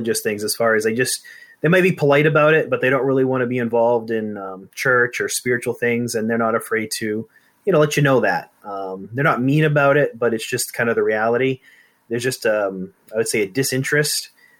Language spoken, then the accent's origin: English; Maine, United States; I was born and raised in Maine. I moved away after college for a few years, and then moved back here when God called me into full-time ministry.